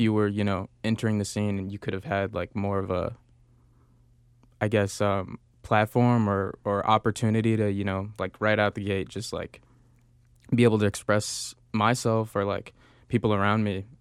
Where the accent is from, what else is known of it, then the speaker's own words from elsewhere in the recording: Chicago, Illinois, United States; I grew up in Beverly